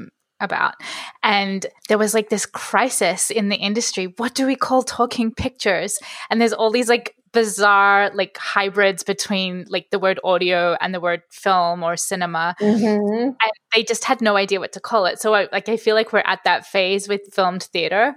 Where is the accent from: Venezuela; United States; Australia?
Australia; I grew up in Australia